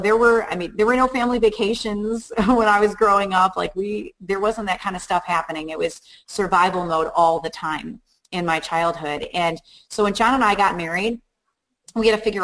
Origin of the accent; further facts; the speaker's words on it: Chicago, Illinois, United States; moved away as an adult; also born or lived in Bolingbrook, Illinois; now in Upstate New York, United States; I grew up in Chicago. I lived in Chicago for 30 years